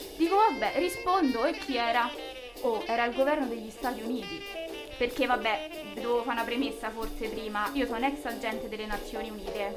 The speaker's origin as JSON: {"language": "Italian", "town": "Frascati", "region": "Lazio", "country": "Italy", "said": "noi siamo, siamo di Frascati"}